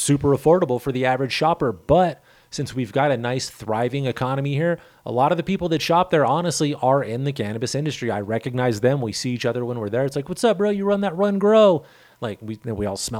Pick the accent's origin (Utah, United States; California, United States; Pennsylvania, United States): California, United States; now in Pueblo, United States; I'm from California